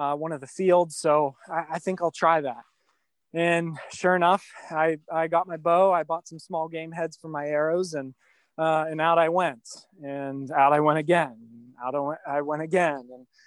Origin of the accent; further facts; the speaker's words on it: Mars, Pennsylvania, United States; moved away as an adult; now in Central Pennsylvania, United States; my hometown of Mars, Pennsylvania